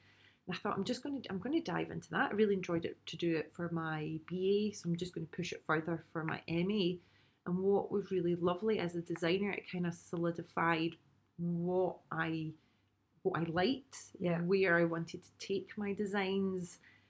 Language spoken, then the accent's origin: English; Glasgow, Scotland, United Kingdom; accent: Glasgow; moved away as an adult; also born or lived in London; with the Glasgow accent